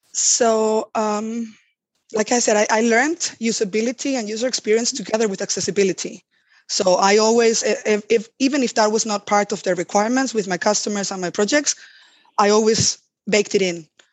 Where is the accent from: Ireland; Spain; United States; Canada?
Spain; moved away; also born or lived in Germany; I come from Spain